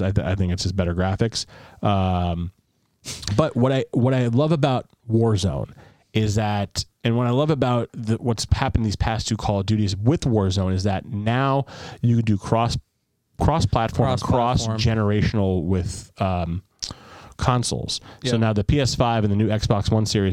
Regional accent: United States; also born or lived in Australia; as an American

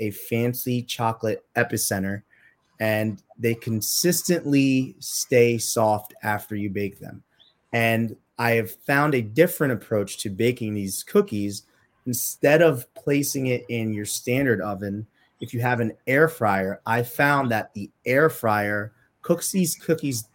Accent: Trinidad & Tobago; moved away; I was born in Trinidad and Tobago

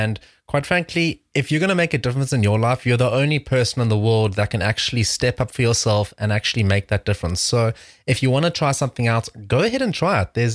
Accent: South Africa; now in Washington, D.C., United States; I'm originally from South Africa

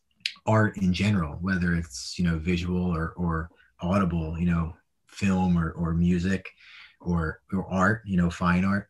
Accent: Philadelphia, Pennsylvania, United States; I grew up in Northeast Philly, so row home was very close proximity to each other

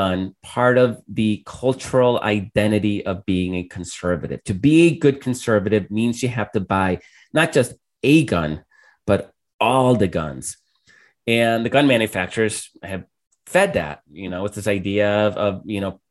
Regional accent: El Salvador; moved away; I grew up in El Salvador

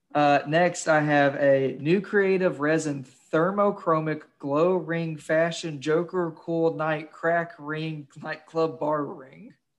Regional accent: Kentucky, United States; I'm from Kentucky

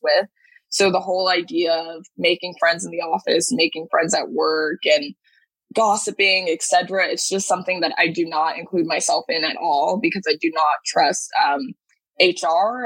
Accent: Dallas, Texas, United States; now in New York, United States; I hail from Dallas, Texas, but currently live in New York

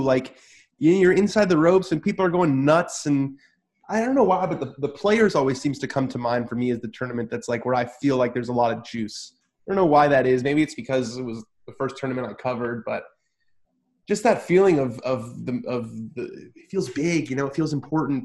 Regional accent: Southern California, United States; I'm from Southern California as well

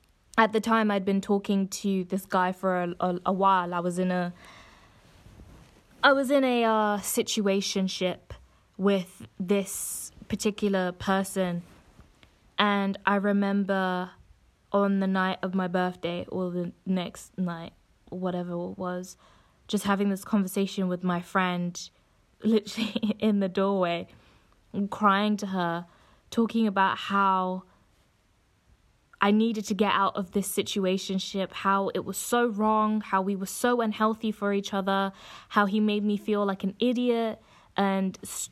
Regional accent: Coventry, West Midlands, United Kingdom; moved away as an adult; I'm originally from the Midlands, so from Coventry, and I decided to go to the University of Essex.

